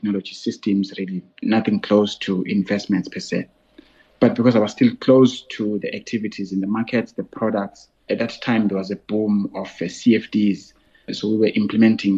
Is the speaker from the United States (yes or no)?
no; Ntlabane, northern KwaZulu-Natal, South Africa; also born or lived in Mtubatuba; I grew up in northern KZN by the coast in a small village called Ntlabane